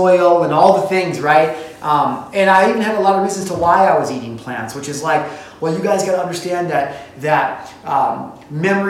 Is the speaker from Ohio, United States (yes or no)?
no; Illinois, United States; now in Montana, United States; I'm from Illinois